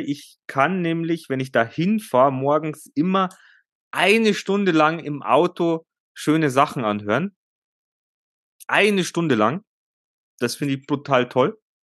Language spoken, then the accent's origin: German; Germany; bei uns in Deutschland